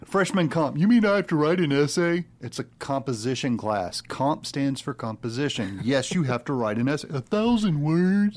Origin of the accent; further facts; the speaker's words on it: Texas, United States; also born or lived in Arkansas; I'm from, like, Arkansas, and I was raised in Texas